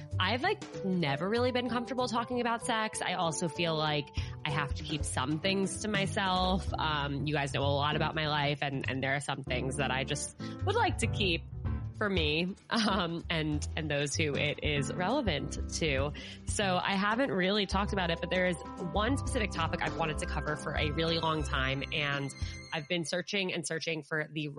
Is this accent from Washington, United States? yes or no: no; Westchester, New York, United States; my hometown in Westchester, New York. We grew up together.